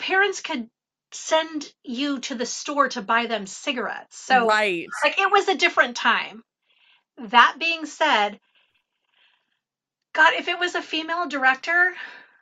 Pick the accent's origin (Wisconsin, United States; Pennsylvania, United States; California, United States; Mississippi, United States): California, United States; Richmond; I grew up in the Bay Area